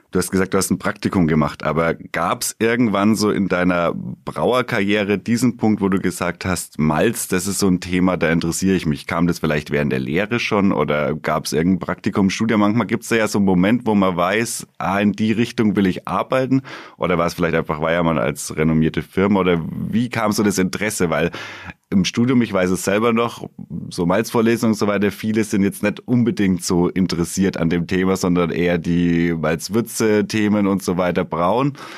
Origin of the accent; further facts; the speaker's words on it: Bamberg, Bavaria, Germany; gebürtiger Bamberger